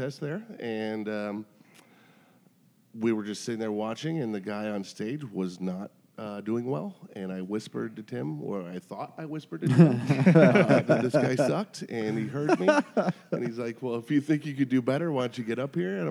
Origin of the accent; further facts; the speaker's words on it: Buffalo, New York, United States; moved away; also born or lived in New Mexico; I'm originally from Buffalo, New York, and I moved